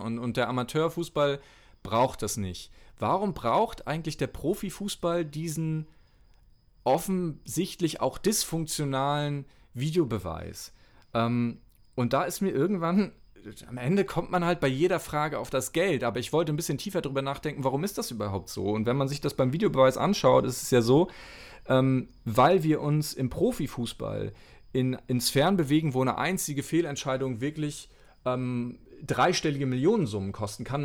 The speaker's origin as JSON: {"language": "German", "region": "Mecklenburg-Vorpommern", "country": "Germany", "tie": "born or raised there", "also_born_or_lived": "Rostock", "said": "bin ich in Rostock geboren, bin dann äh, so 100 Kilometer weiter weg aufgewachsen in Mecklenburg"}